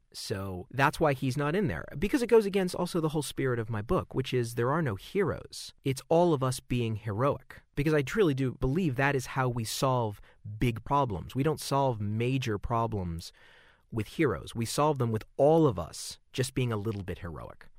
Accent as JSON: {"language": "English", "region": "Southern California", "country": "United States", "tie": "born or raised there", "said": "growing up in Southern California"}